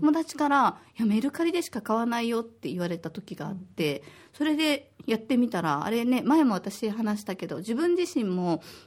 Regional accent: Osaka, Japan; now in Okinawa, Japan; 私は大阪出身で小学5年生と3年生の2人の子育て真っ最中です

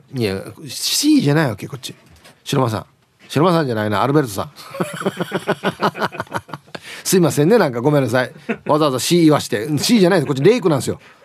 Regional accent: Uruma, Okinawa, Japan; 同じ、同じうるま市やったん。

